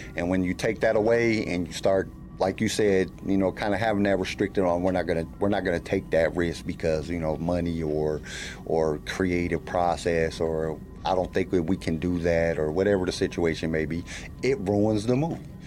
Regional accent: California, United States; also born or lived in Denver, Colorado; now in Columbia, United States; Originally, I'm from California, but right now I live in Columbia, Missouri

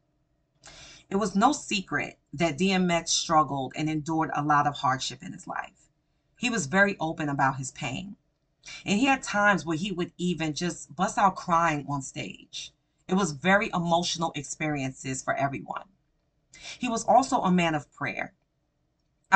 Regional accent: New York, United States; I'm a New Yorker and I grew up from my teen years to my young adult years within the Rough Rider culture

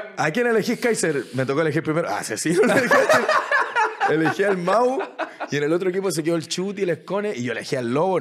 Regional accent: Chile; yo que soy de Chile

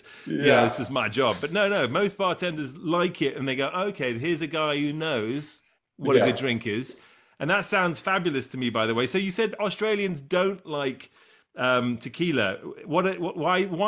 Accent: England, United Kingdom; I grew up in England

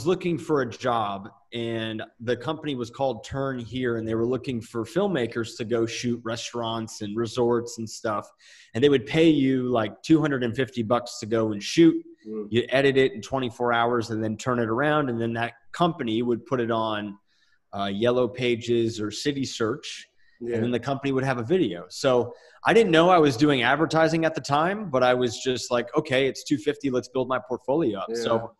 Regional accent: Lakewood, New Jersey, United States; moved away as an adult; now in New Mexico, United States; Lakewood, New Jersey.

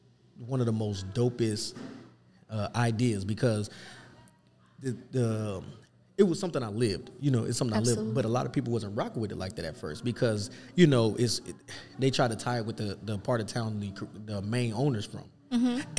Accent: Kansas City, Missouri, United States; now in Omaha, United States; I'm from KC and stuff, and all my friends and family is there, I've been here long enough to say I'm from from Omaha.

